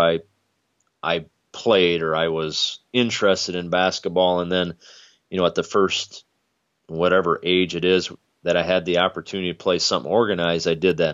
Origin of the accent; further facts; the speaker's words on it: Hudsonville, Michigan, United States; I grew up in Hudsonville